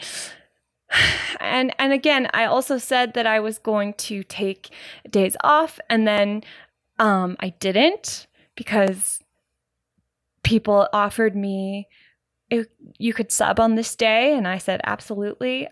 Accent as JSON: {"language": "English", "country": "Canada", "said": "I'm Canadian, Gen"}